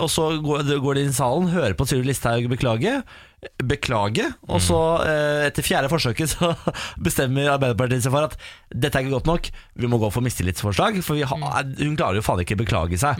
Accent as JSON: {"language": "Norwegian", "town": "Moss", "region": "Østfold", "country": "Norway", "said": "Der jeg er fra, Moss"}